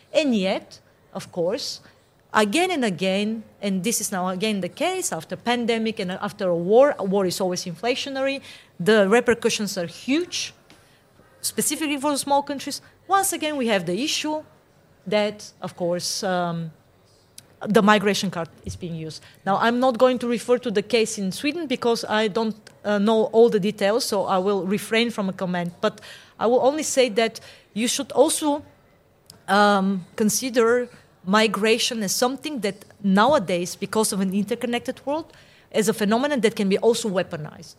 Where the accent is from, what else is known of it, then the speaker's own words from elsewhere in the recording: Bulgaria; now in Austria; my home country, Bulgaria.